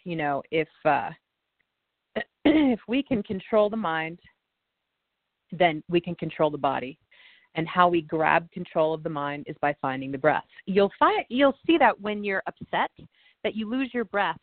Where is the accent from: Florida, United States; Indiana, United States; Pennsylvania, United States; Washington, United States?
Indiana, United States; there's a lake that I used to go to as a child growing up in Indiana